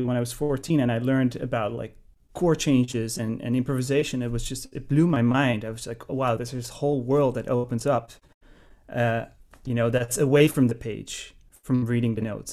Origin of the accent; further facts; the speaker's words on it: Netherlands; moved away as an adult; also born or lived in Amsterdam, Netherlands; now in New York, United States; I'm from Holland. Uh, I grew up in the Netherlands.